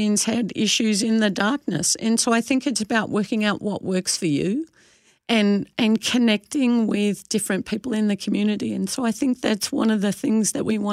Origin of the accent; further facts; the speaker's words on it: Australia; now in Canada; I'm an Aussie